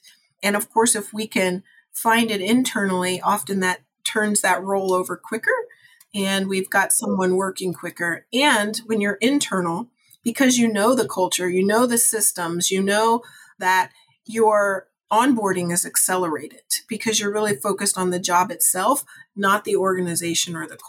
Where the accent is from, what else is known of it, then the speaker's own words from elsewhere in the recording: Ohio, United States; also born or lived in California / North Carolina / Georgia / Tennessee; I was born in Ohio, actually. I've lived in about 6 other states, all the way from California. I lived out in LA for a while, and North Carolina, Georgia, Tennessee. But Ohio's my home.